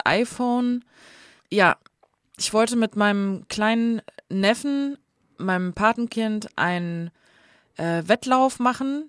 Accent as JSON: {"language": "German", "area": "next to Guxhagen", "region": "Hesse", "country": "Germany", "moved": "yes", "said": "da, wo ich herkomme, der Nachbarort heißt Guxhagen."}